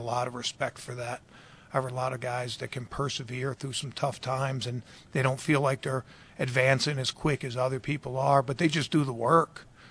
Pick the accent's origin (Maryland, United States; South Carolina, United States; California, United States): Maryland, United States; Baltimore; moved away; I grew up in Baltimore